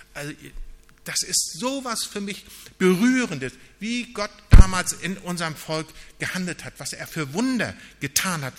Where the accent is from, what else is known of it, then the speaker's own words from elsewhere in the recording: Northern Germany, Germany; wir als Norddeutsche, wir sind eher so nüchterne Leute